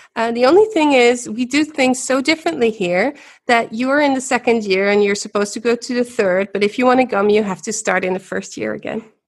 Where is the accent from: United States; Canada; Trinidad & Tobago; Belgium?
Belgium; Ghent, Flanders; I was born in Ghent, in Belgium, daughter of a Belgian mother and a Dutch father.